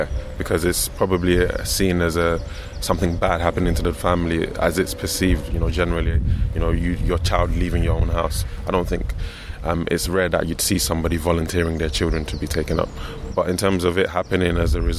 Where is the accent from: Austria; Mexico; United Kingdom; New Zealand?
United Kingdom; London; I was raised in this in London